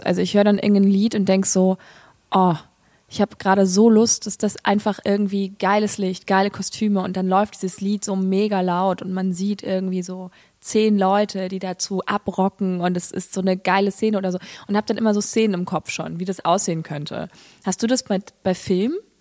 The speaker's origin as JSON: {"language": "German", "town": "Saarbrücken", "region": "Saarland", "country": "Germany", "said": "Ich komme ja aus Saarbrücken"}